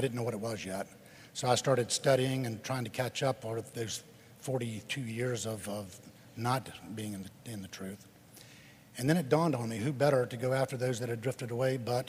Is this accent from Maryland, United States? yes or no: yes; Silver Spring, Maryland, United States; Silver Spring, Maryland.